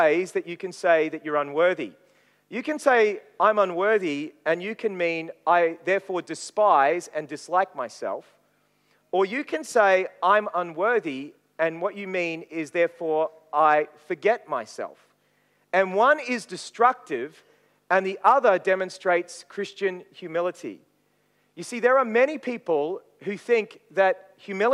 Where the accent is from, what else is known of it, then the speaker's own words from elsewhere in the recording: Maryborough, Queensland, Australia; also born or lived in Brisbane; I grew up in Maryborough in Queensland